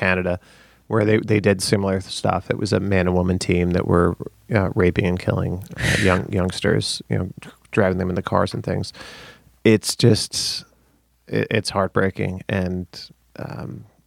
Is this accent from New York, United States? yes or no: yes; Long Island, New York, United States; I'm from Long Island